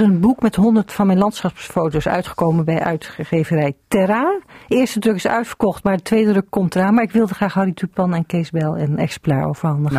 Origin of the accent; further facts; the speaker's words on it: the West, western Netherlands, Netherlands; also born or lived in Emmen; now in Nieuw-Schoonebeek, Netherlands; Ik kom uit Westen. Ik ben import